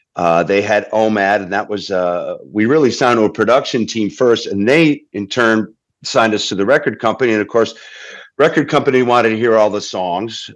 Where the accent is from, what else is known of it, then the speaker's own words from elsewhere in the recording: Holyoke, Massachusetts, United States; my hometown of of Holyoke, Massachusetts, in Western Mass